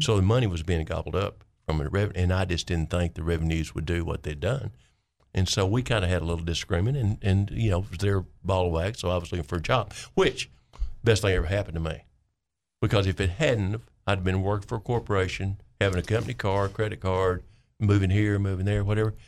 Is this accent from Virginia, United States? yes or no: no; Clinton, Arkansas, United States; I'm from Vayner County